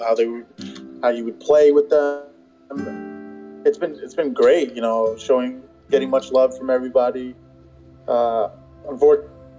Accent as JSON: {"language": "English", "town": "New York City", "region": "New York", "country": "United States", "tie": "born or raised there", "said": "I was born in New York, born and raised. I'm a little Brooklynite"}